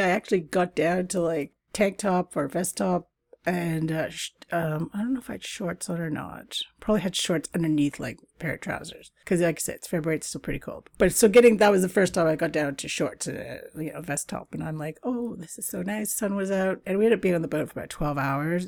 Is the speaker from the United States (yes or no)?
no; Canada; moved away; also born or lived in Britain; Canada, my fellow Canucks